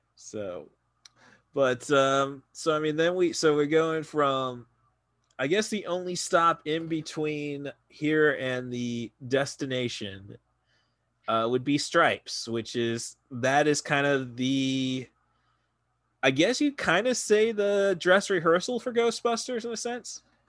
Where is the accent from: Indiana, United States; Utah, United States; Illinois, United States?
Illinois, United States; Morton; now in Champaign, United States; my hometown of Morton